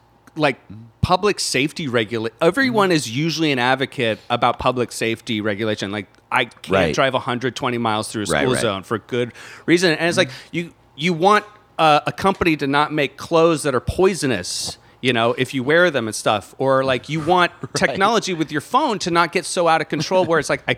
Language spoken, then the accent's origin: English; Pennsylvania, United States; moved away; I come from Gunsylvania